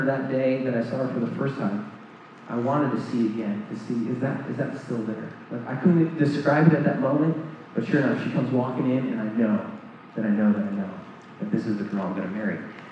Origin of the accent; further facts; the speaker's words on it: New Jersey, United States; I'm from New Jersey